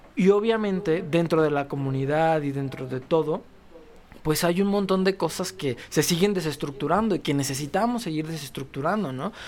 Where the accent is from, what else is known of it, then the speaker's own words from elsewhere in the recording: León, Guanajuato, Mexico; venimos de León, Guanajuato